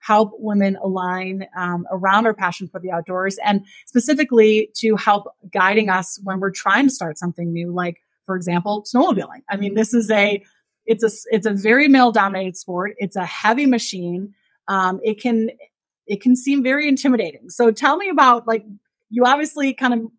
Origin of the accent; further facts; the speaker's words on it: Midwest, United States; moved away as an adult; also born or lived in Sheridan, Wyoming; now in Wyoming, United States; I grew up in the Midwest